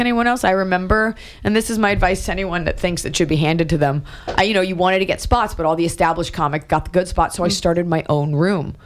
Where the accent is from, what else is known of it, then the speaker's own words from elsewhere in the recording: New York, United States; moved away; also born or lived in Los Angeles; I was born in New York. My family's from there.